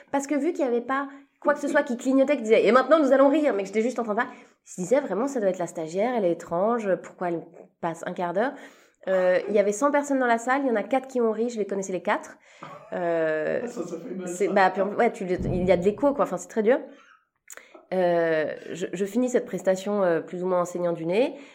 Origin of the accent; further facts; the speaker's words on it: Switzerland; je suis suisse, euh, j'ai commencé ma carrière en Suisse